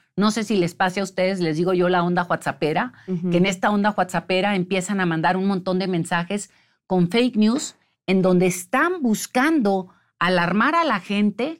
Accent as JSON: {"language": "Spanish", "region": "Sinaloa", "country": "Mexico", "said": "de donde yo vengo, de Sinaloa"}